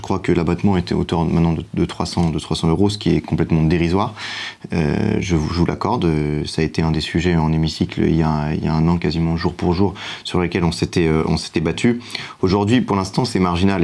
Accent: France; en tant que Français

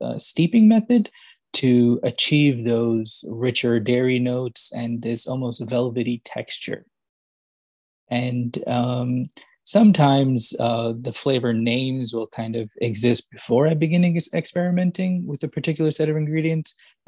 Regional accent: Yonkers, New York, United States; moved away as an adult; now in Princeton, United States; born in New York City and then grew up in a town named Yonkers, just kind of outside New York City

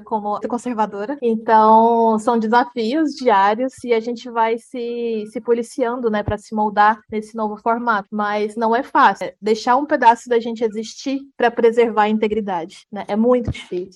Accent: Jataí, Goiás, Brazil; moved away as an adult; now in Blumenau, Brazil; sou de Goiás, sou de Jataí, cidade vizinha de onde a Carol tá. Morava em Jataí desde os 7 oito 8 anos de idade

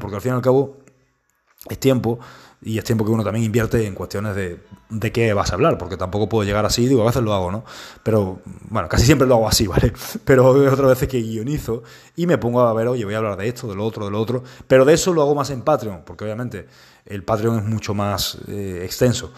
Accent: Spain; estamos en España, que es donde yo vivo, es de donde yo soy

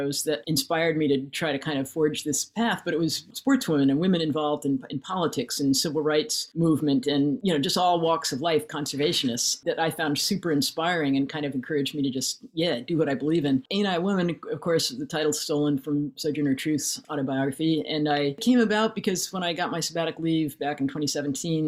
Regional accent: Connecticut, United States; moved away as an adult; I grew up in Connecticut

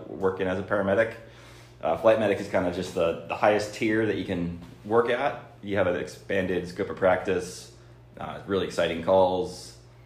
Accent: Santa Cruz, California, United States; I grew up in Santa Cruz

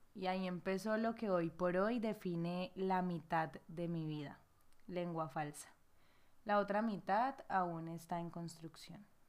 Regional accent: Cali, Valle del Cauca, Colombia; mi ciudad natal Cali

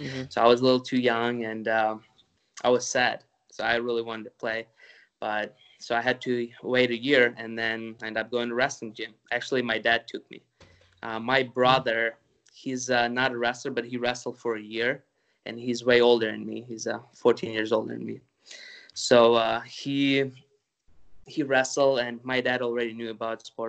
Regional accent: Ukraine; moved away; I'm originally from the Ukraine

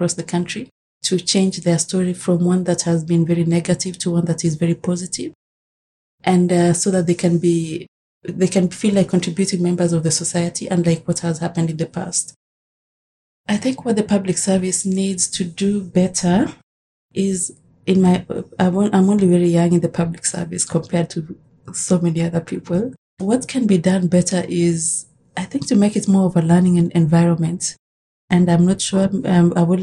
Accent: Kenya; moved away as an adult; now in Canada; I was born in Kenya, and I came to Canada as a student about 15 years ago

